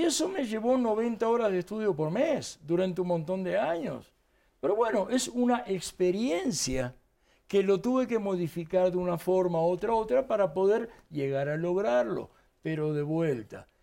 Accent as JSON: {"language": "Spanish", "country": "Argentina", "tie": "born or raised there", "accent": "Argentine", "moved": "as an adult", "lives_now": "Mexico", "said": "yo soy nacido en Argentina"}